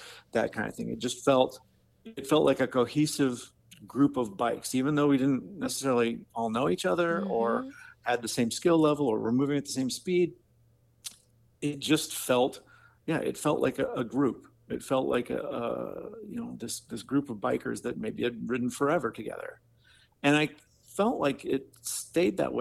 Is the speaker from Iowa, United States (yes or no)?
yes; Marion, Iowa, United States; I'm from Marion, Iowa. So, you know, I'm kind of a local